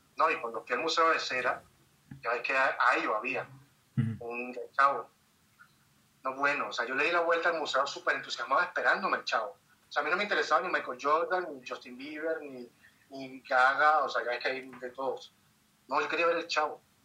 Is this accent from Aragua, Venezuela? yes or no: no; Caracas, Capital District, Venezuela; moved away as an adult; now in Mexico; En Caracas, de donde soy